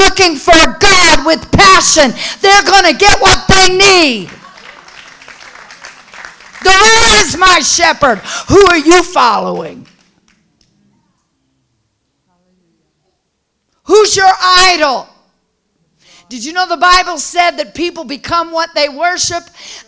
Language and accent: English; Southern California, United States; I was raised in Southern California